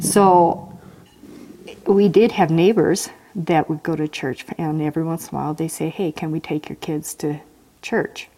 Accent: Tacoma, Washington, United States; now in Idaho, United States; I was born in Tacoma, Washington.

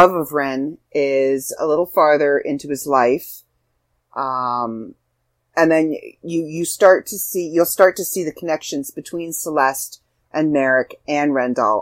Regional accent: Canada; as a Canadian

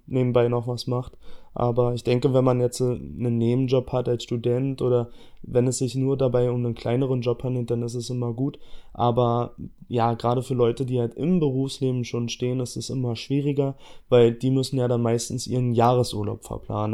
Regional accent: Berlin, Germany; ich komme aus Berlin, ja, also ich bin hier geboren, ich bin hier aufgewachsen

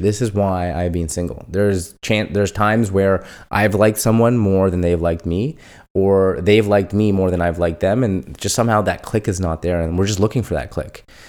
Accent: India; moved away; I'd tell them from India

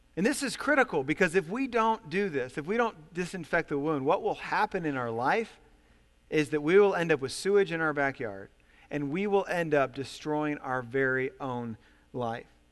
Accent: Ohio, United States; I come from Ohio, and, uh, I'm the oldest of five kids. We had seven people, seven people in our family in a very small home

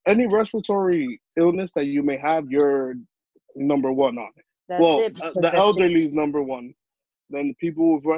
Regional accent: New York City, New York, United States; I'm from the Heights, as everybody knows

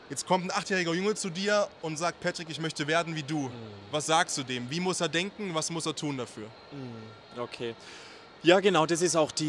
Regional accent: Saxony, Germany; accent: Saxon; Ich hatte einen extrem krassen sächsischen Einschlag natürlich

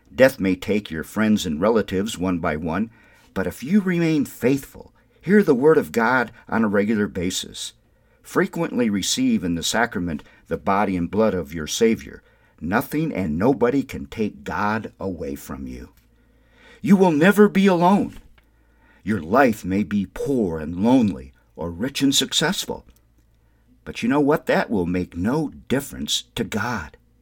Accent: Windom, Minnesota, United States; now in New Mexico, United States; growing up in Wyndham, Minnesota

